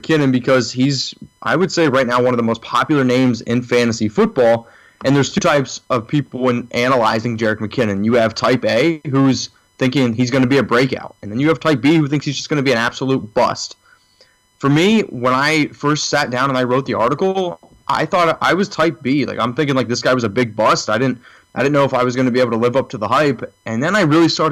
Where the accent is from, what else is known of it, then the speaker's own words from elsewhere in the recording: Danville, Pennsylvania, United States; I'm actually from Central Pennsylvania, a small town called Danville, PA